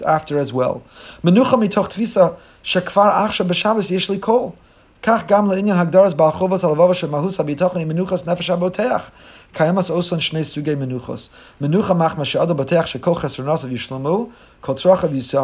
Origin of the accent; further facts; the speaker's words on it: Teaneck, New Jersey, United States; I was growing up in Teaneck, New Jersey